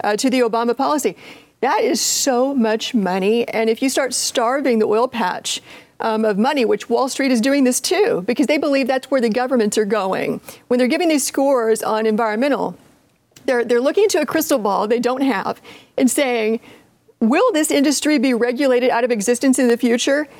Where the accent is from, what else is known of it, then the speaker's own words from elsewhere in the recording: Appalachia, United States; I'm I'm from Appalachia